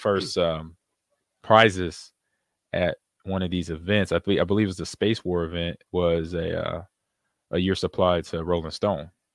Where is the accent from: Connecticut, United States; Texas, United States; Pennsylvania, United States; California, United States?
California, United States; moved away; also born or lived in Nebraska; I grew up in California